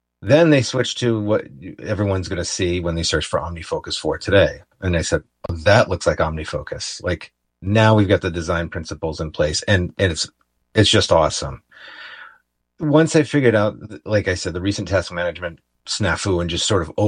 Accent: Ithaca, New York, United States; moved away; my hometown, Ithaca, New York

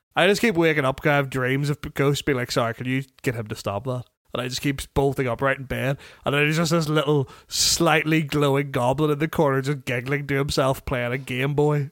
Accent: Tandragee, Northern Ireland, United Kingdom; my hometown of Tandragee in Northern Ireland

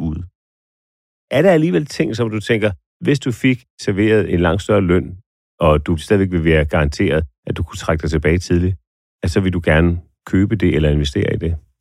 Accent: Denmark; hvem vi er som danskere

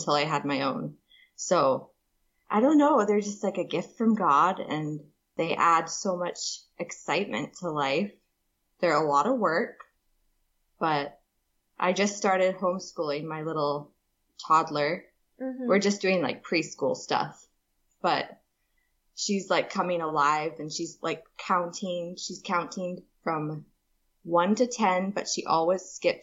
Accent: Papua New Guinea; I was born in Papua New Guinea

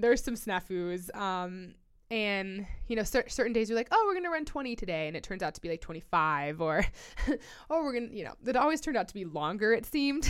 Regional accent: Colorado, United States; born and raised in Colorado

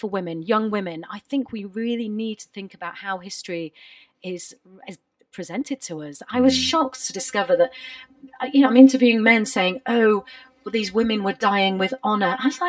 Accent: Bradford, Yorkshire and the Humber, United Kingdom; moved away as an adult; now in London, United Kingdom; I am a total city girl. I grew up in Bradford, live in London, have lived for 16 years.

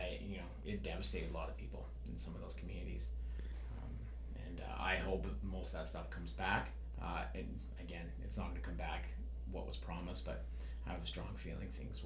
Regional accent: British Columbia, Canada; I wasn't born in Northern BC, but growing up in Northern BC, I seen a lot of like the rise and fall of like the, you know, logging industry, sort of the forest industry.

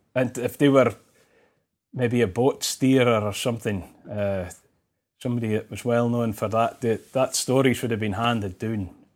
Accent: Shetland, Scotland, United Kingdom; me growing up in Shetland

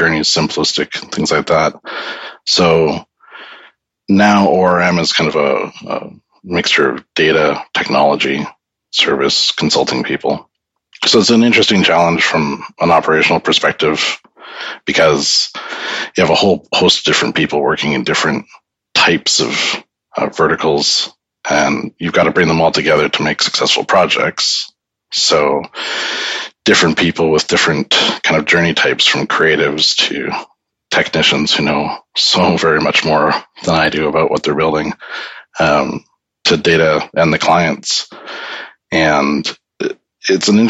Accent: Canada; moved away as an adult; now in United Kingdom; I'm a Canadian who came to the UK

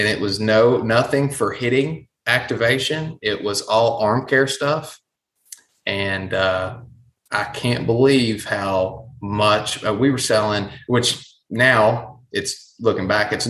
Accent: East Tennessee, United States; And I'm from East Tennessee.

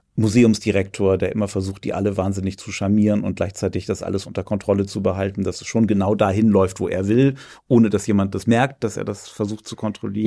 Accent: Germany; Also ich bin ja an der Elbe aufgewachsen

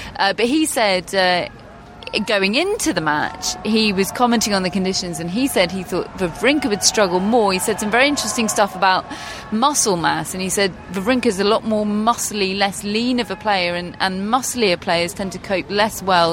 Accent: England, United Kingdom; As English people

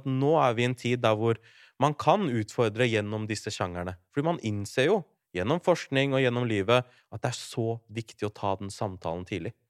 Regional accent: Larvik, Vestfold, Norway; Jeg er fra Larvik

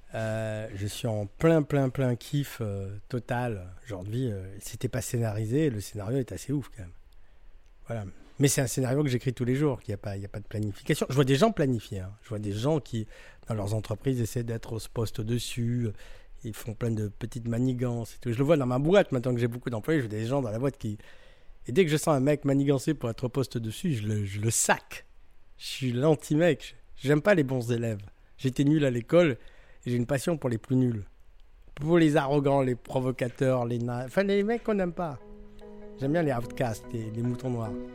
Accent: France; on est français, nous, on est français

